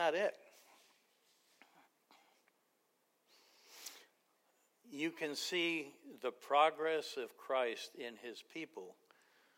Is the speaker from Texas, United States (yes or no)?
no; New York City, New York, United States; I grew up in Queens in a mafia neighborhood